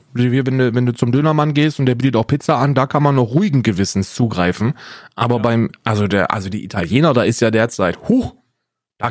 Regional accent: North Hesse, Germany; Ich bin Westdeutscher. Ich bin in Nordhessen geboren

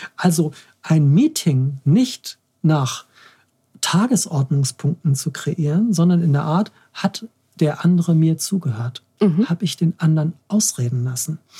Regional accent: Hamburg, Germany; als Hamburger

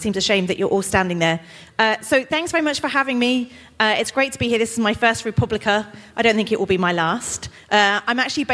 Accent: United Kingdom; I'm still British, and British people, we can't speak any other languages

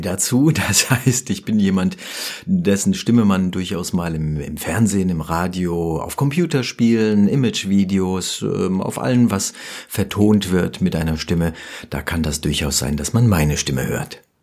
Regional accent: Rüsselsheim, Hesse, Germany; also born or lived in Offenbach; ich bin in Offenbach geboren und ähm, ja, besser noch in Rüsselsheim aufgewachsen

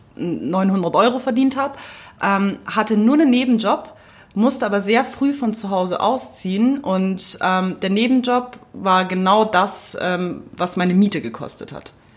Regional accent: Munich, Bavaria, Germany; als Münchner

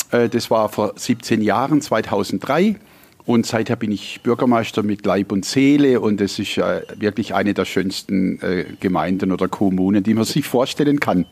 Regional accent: Vöhrenbach, Baden-Württemberg, Germany; moved away as an adult; also born or lived in Stuttgart; now in Phoenix, United States; Ich komme aus Phoenix, Arizona und äh, bin hier, weil ich hier groß geworden bin und zwar hinterm Hippensennenhof äh, in Föhrenbach, also in der Nähe von Furtwangen

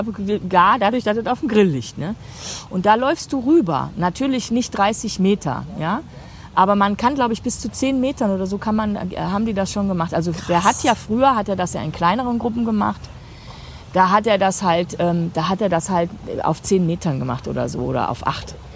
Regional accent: Germany; ich gehe als Deutsche

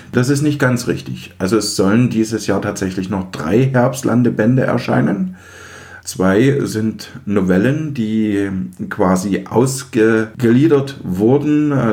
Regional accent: East Germany, Germany; Ich komme ja aus den Osten und als die Wende kam, war ich vierzehn.

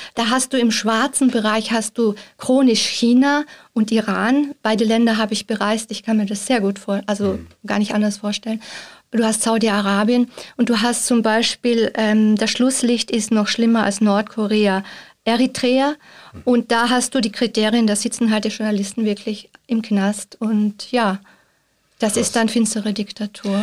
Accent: Austria; moved away as an adult; now in Switzerland; ich bin ja Österreicherin, seit einigen Monaten in der Schweiz und fühle mich schon sehr zu Hause, aber mein Pass ist nach wie vor österreichischer Pass.

